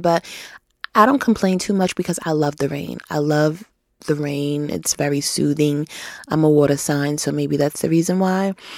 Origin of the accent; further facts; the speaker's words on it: New York, United States; in New York State, I'm from New York State